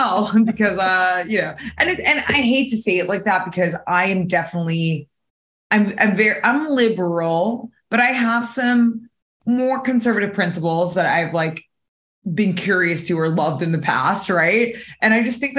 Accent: New Jersey, United States; I'm from Jersey

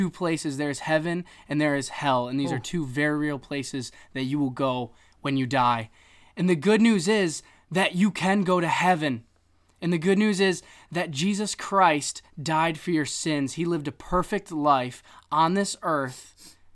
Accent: upstate New York, United States; I grew up in upstate New York

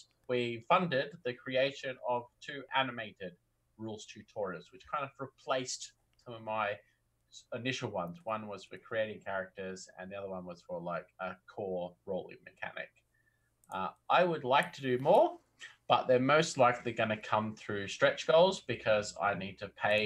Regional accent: Australia; accent: Aussie; I was already born in country Australia, so I can't help but have a little bit of an accent.

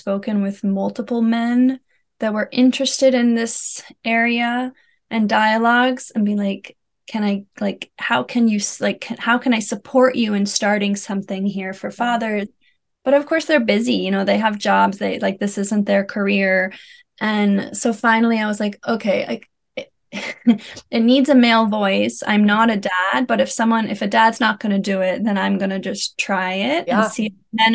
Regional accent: United States; moved away as an adult; now in Netherlands; I'm an American living in the Netherlands. We've been here for 4.5 years

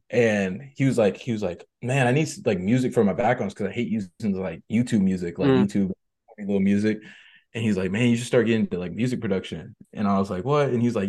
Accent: Seattle, Washington, United States; Hey, Seattle, Washington.

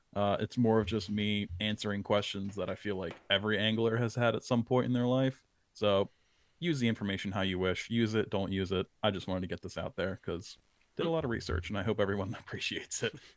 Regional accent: New Jersey, United States; that was the main fish that I targeted growing up in South Jersey.

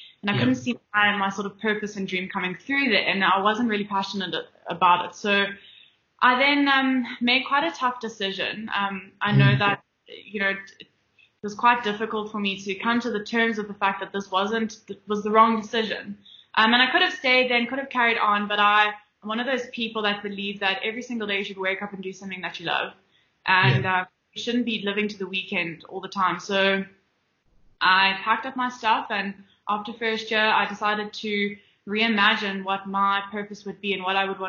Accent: Johannesburg, Gauteng, South Africa; Josie, born and bred. Been here, grown up my whole life, went to school here

